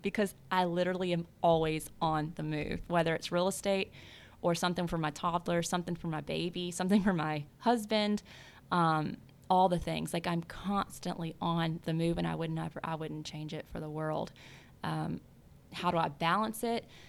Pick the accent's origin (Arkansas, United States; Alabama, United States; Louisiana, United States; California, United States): Louisiana, United States; South; moved away; I grew up in South Louisiana